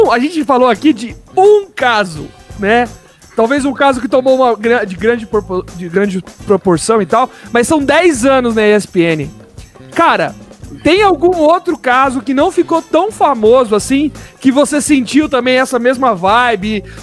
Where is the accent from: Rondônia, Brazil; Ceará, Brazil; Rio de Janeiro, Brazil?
Ceará, Brazil; Milagres; É, lá de, lá, de, lá, de, lá de Milagres, ah, do Ceará.